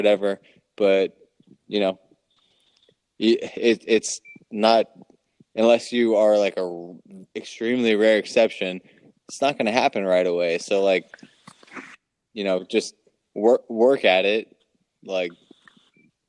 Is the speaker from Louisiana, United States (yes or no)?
no; Maryland, United States; we're from Maryland